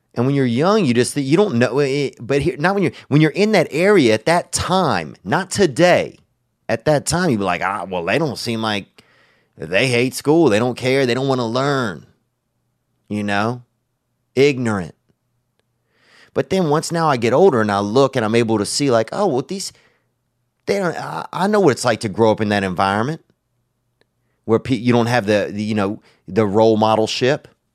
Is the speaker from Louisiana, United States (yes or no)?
yes; Louisiana, United States; when I was growing up in Louisiana